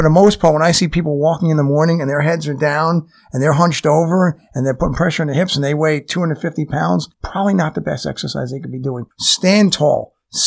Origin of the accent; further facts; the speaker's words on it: New York, United States; I'm from New York